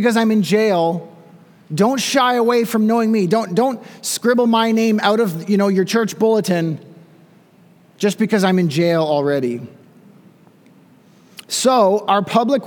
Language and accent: English; Canada; also born or lived in Smiths Falls, Ontario; as Canadian pastors